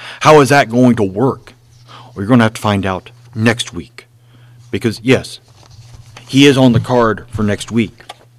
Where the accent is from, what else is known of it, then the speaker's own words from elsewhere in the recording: Memphis, Tennessee, United States; I grew up in Memphis.